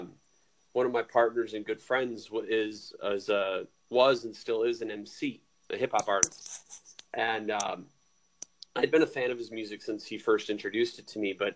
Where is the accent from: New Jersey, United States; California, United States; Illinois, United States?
Illinois, United States; Rockford; I'm from Rockford, Illinois